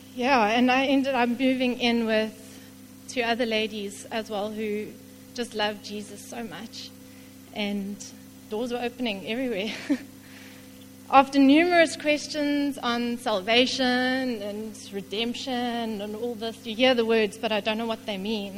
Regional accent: King William's Town, Eastern Cape, South Africa; I grew up in King Williamstown, not too far away from here

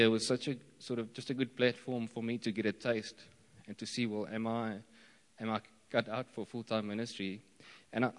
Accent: Eastern Cape, South Africa; I grew up around here in Stadtrein, and after finishing school, I went to study in the Western Cape

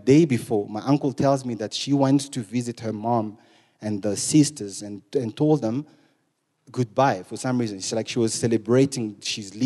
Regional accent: eastern Congo, DR Congo; moved away; I'm from Congo, the eastern part of Congo

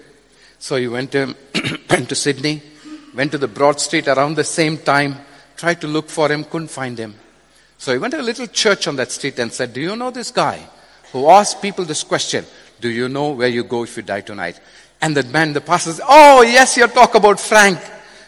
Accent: India; I come from India.

